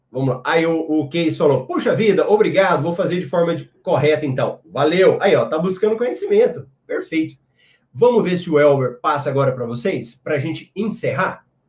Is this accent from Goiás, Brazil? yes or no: yes; Goiânia, Goiás, Brazil; sou aqui de Goiânia